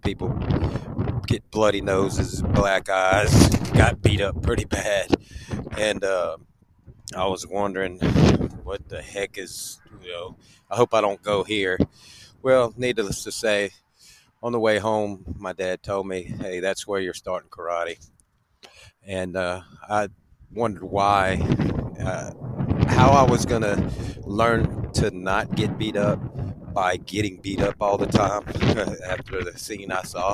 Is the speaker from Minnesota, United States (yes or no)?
no; Baton Rouge, Louisiana, United States; also born or lived in New Orleans, Louisiana; Moved to Baton Rouge